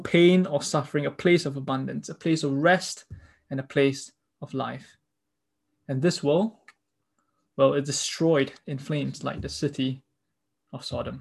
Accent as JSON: {"language": "English", "country": "Singapore", "said": "Being Singaporean, I've been trained by my government with the propaganda that feeds to me to think pragmatically"}